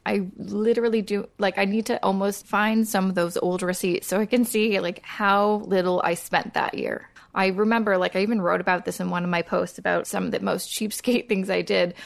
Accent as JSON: {"language": "English", "town": "Coquitlam", "region": "British Columbia", "country": "Canada", "tie": "born or raised there", "said": "I grew up in Coquitlam, which is a suburb about thirty minutes outside of Vancouver."}